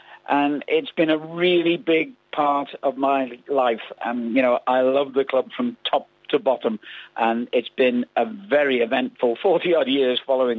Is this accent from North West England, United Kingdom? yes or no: yes; Liverpool, North West England, United Kingdom; moved away; I was brought up in Liverpool